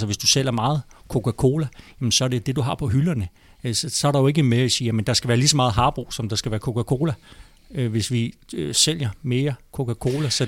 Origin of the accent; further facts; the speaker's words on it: Holbæk, Zealand, Denmark; born there; also born or lived in Falster / Hvidovre; now in Frederiksberg, Denmark; Øhm, jeg er født i Holbæk, og så har boet på Falster, og så har jeg faktisk også boet en gang i Hvidovre, og nu bor jeg på Frederiksberg.